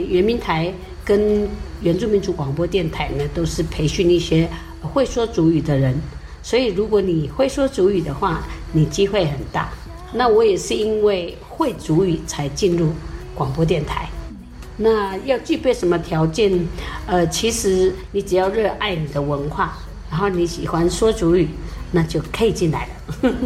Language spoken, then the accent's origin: Chinese; Jianshi, Hsinchu County, Taiwan; 从小就在玉峰村长大，那么也常常有听到老人家都用主语对话